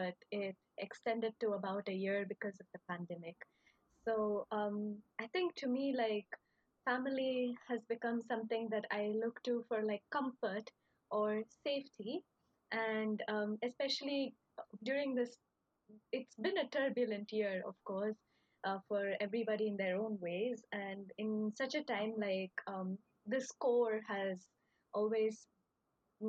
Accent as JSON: {"language": "English", "country": "India", "moved": "yes", "lives_now": "Kyoto, Japan", "said": "I am from India, and currently I'm studying my master's at Kyoto, Japan."}